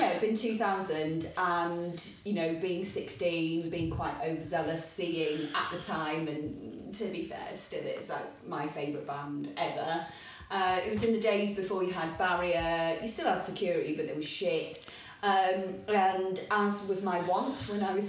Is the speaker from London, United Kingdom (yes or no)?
no; Leeds, Yorkshire and the Humber, United Kingdom; I'm not from Manchester, I'm from Yorkshire. I'm from Leeds